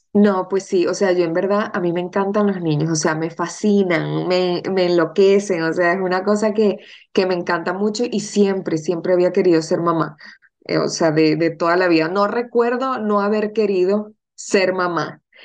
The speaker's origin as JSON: {"language": "Spanish", "country": "Venezuela", "moved": "yes", "lives_now": "Madrid, Spain", "said": "somos de Venezuela, mi, familia materna es española, o sea, mis abuelos son gallegos"}